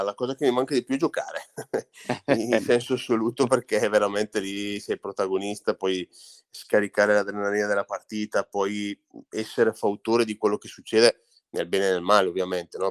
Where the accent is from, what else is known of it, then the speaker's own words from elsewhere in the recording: Orzinuovi, Lombardy, Italy; Orzi Nuovi è il mio paese, dove io ho iniziato a giocare